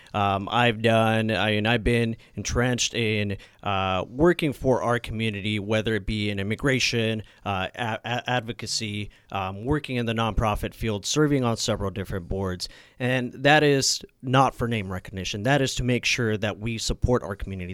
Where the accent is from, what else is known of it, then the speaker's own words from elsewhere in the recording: Napa, California, United States; also born or lived in Sacramento; being and growing up in Napa